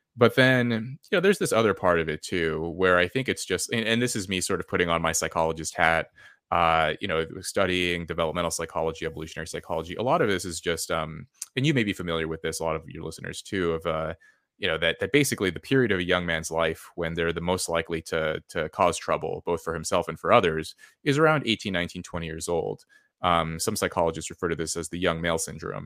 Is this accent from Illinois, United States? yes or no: no; California, United States; moved away as an adult; where I grew up in California.